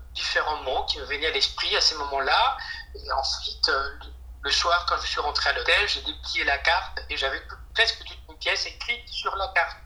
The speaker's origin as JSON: {"language": "French", "region": "Montevideo", "country": "Uruguay", "tie": "born or raised there", "first_language": "Spanish", "second_language": "French", "moved": "as an adult", "lives_now": "Paris, France", "said": "Je suis né à Montevideo, en Uruguay. Donc ma langue maternelle euh, est l'espagnol. Et à l'âge des 19 euh, ans, je, suis venu vivre en France."}